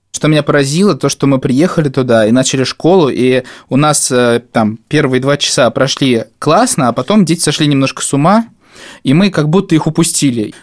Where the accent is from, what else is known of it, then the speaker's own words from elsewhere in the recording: Novomoskovsk, Tula Oblast, Russia; moved away; Когда я приезжаю к себе в родной город Новомосковск